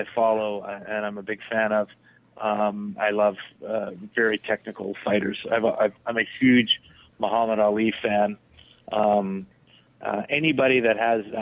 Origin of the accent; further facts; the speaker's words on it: Canada; I'm Canadian